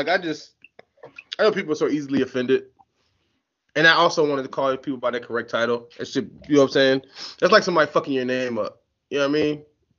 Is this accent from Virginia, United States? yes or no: yes; Northern Virginia, United States; moved away; also born or lived in Spartanburg, South Carolina; Originally, I'm from North Virginia, by way of Spartanburg, South Carolina. Now I'm back in Northern Virginia with all the homies.